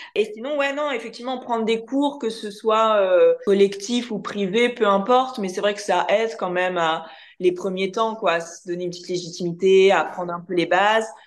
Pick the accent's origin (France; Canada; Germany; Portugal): France; accent: French; avec mon accent français